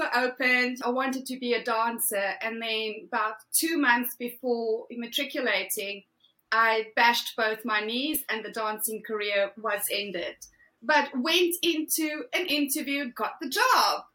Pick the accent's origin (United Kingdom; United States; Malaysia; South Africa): South Africa; moved away as an adult; Originally from South Africa, born and bred, Afrikaans girl, grew up in a typical Afrikaans household